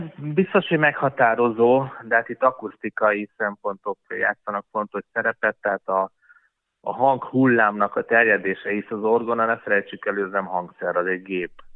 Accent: Hungary; mi magyarok vagyunk és imádjuk a hazánkat

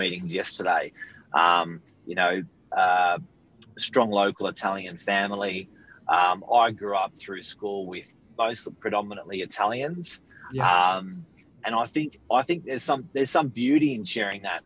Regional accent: Sydney, New South Wales, Australia; both my parents are Serbian background. So I went to Cromer High School in the northern beaches

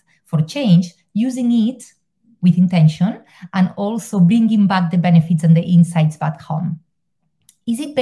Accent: Spain; moved away as an adult; now in Ireland; I'm originally from Spain, but I live in Ireland because of a promotion

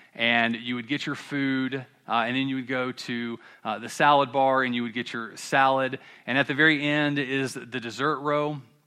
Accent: Columbia, South Carolina, United States; I'm from Columbia, South Carolina

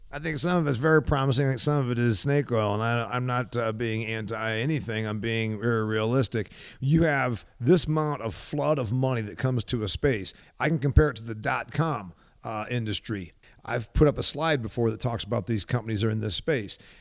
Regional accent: Huntington, Indiana, United States; I'm from a factory and farming town. It's, it's not small compared to some of the more desolate places that I get to. Huntington, Indiana is a county of about thirty-six thousand

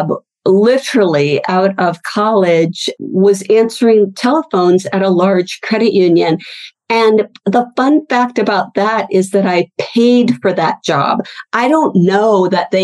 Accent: Pacific Northwest, United States; moved away as an adult; also born or lived in Salt Lake City, Utah; I moved from the Pacific Northwest, which is where I grew up, to Salt Lake City, Utah

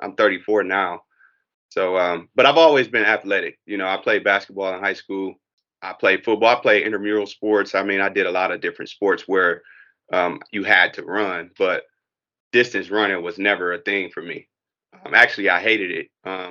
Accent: Detroit, Michigan, United States; also born or lived in Nashville, Tennessee; I was in Detroit, born and raised in Detroit, on the west side of Detroit, and educated through the Detroit public school system

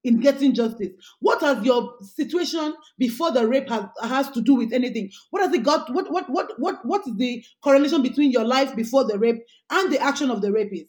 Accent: Ekiti, Nigeria; I'm a Nigerian woman who grew up in Ekiti

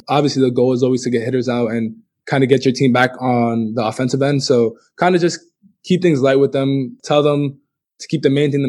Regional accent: New York City, New York, United States; I'm from the Bronx, New York, born and raised. I'm of Dominican descent. Both my parents are from Dominican Republic.

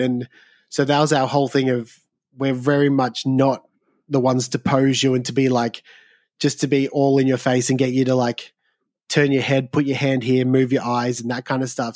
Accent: Southeast Victoria, Australia; I grew up in Southeast Victoria

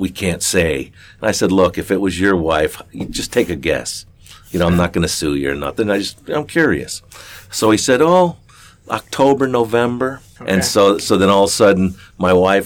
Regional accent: Florida, United States; moved away as an adult; also born or lived in Black Hills, South Dakota; now in Silver City, United States; I grew up in Florida

